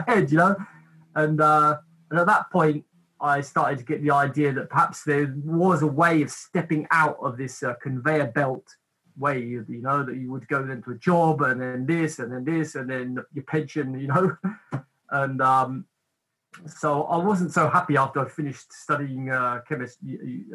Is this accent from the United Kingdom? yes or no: yes; England, United Kingdom; also born or lived in Cornwall; basically I was brought up in England. My mother's side of the family is from London. My father's side of the family is from Cornwall, from the very tip, from Penzance. And just before I was a teenager, we moved to Cornwall.